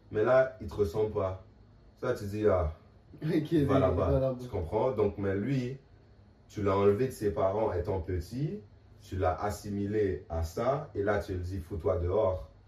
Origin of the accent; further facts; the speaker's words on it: Montreal, Quebec, Canada; moved away; also born or lived in Manitoba; moi je viens de Montréal